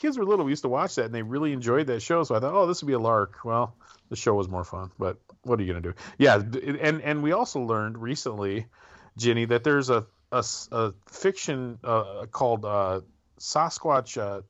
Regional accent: Wisconsin, United States; moved away; where I grew up in Wisconsin, there was no gravel roads.

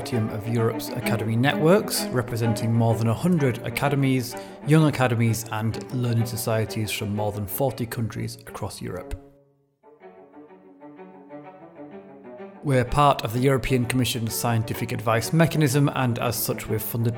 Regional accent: United Kingdom; I'm British

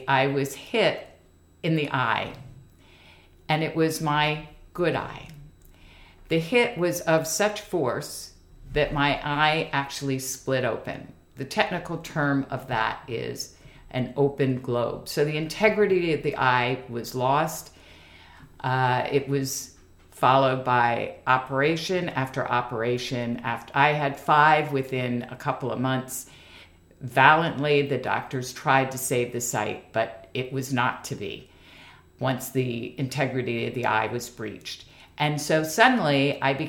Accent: Washington, District of Columbia, United States; a native Washingtonian, born and bred.

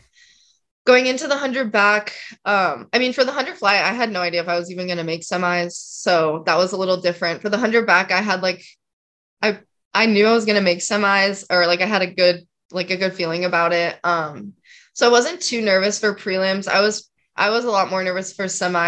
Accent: just outside of Salt Lake City, Utah, United States; I grew up like just outside of Salt Lake, like 20-ish minutes outside

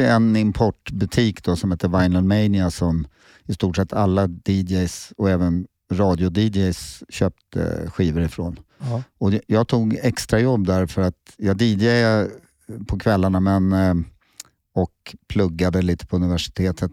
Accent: Solna, Stockholm County, Sweden; now in Sundbyberg, Sweden; jag är uppvuxen i Solna

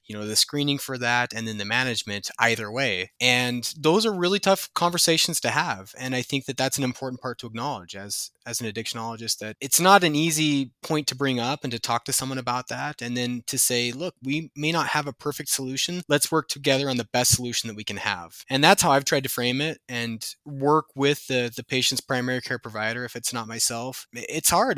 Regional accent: Idaho Falls, Idaho, United States; moved away as an adult; also born or lived in Washington / Minnesota / Utah; now in Helena, United States; I grew up in Idaho Falls, Idaho

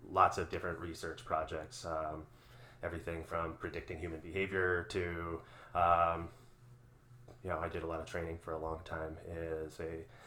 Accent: Minneapolis, Minnesota, United States; also born or lived in North Dakota / Bangladesh; Actually, originally from South Minneapolis, so I grew up in Minneapolis

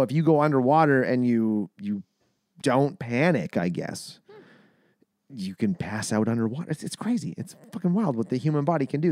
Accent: Canada; We're Canadian.

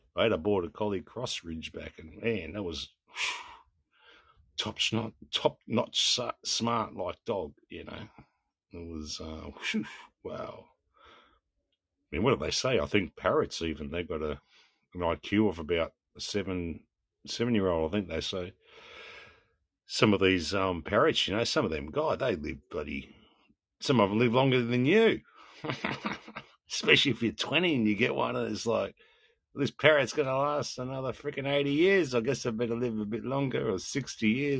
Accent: South Australia, Australia; I'm from South Australia.

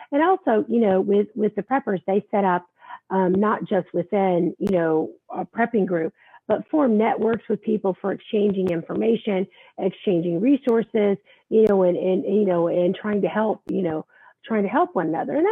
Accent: New York City, New York, United States; This thing about uh, about being a New Yorker.

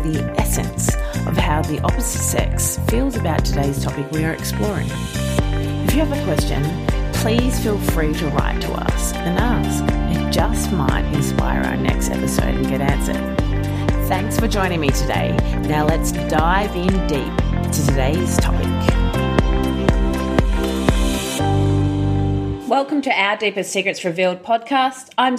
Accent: Australia; moved away as an adult; now in Los Angeles, United States; being an Aussie newly

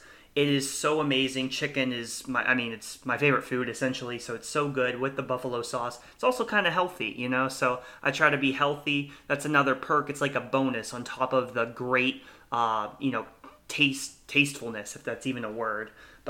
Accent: Warren, United States; moved away; back near Warren, my hometown

